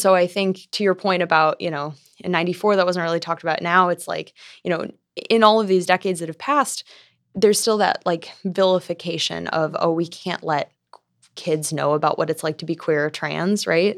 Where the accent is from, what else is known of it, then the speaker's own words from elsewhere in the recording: Amherst, Ohio, United States; moved away as an adult; now in Columbus, United States; I'm from Amherst. It's halfway in between Sandusky and Cleveland, very close to the lake.